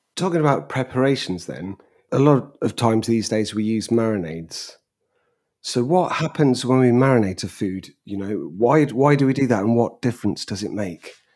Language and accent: English; England, United Kingdom; as an Englishman